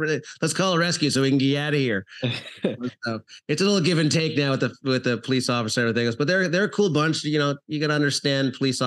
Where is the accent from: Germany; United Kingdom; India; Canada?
Canada; moved away as an adult; also born or lived in South Florida; now in Florida, United States; I'm originally from Canada. So I trained professional hockey players out there, moved to South Florida